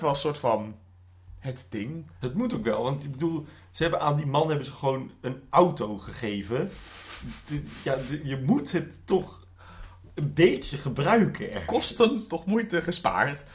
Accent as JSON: {"language": "Dutch", "country": "Netherlands", "said": "Wij als Nederlanders"}